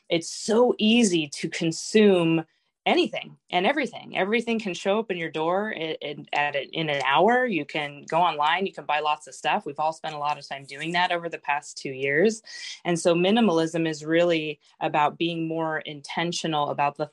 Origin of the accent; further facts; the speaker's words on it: San Diego, California, United States; moved away as an adult; also born or lived in France; now in Washington, United States; I was born in France, grew up in San Diego. We've been in Washington since 2008.